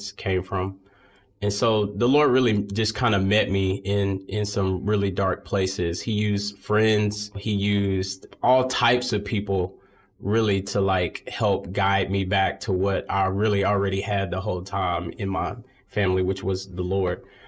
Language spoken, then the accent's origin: English; Birmingham, Alabama, United States; here in Birmingham. I grew up in Sardis Baptist Church, a historic church here in the city